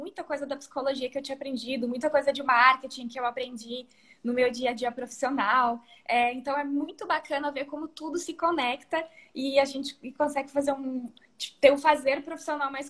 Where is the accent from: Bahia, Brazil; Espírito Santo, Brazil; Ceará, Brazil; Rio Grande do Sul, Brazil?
Rio Grande do Sul, Brazil; eu tenho 33 anos. É, sou natural do Rio Grande do Sul e agora tenho um mês mais ou menos estou morando aqui no interior de São Paulo.